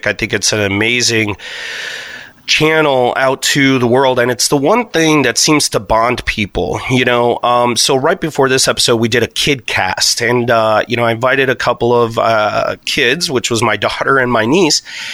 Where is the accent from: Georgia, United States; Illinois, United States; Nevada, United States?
Illinois, United States; Chicago; moved away; I'm actually originally from Chicagoland area